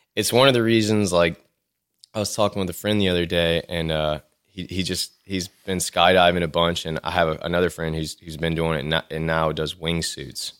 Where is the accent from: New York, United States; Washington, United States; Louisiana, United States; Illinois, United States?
Louisiana, United States; Lafayette; also born or lived in Baton Rouge, Louisiana / Austin, Texas; I'm from Lafayette, Louisiana. I was born here. Um, I lived here till I finished high school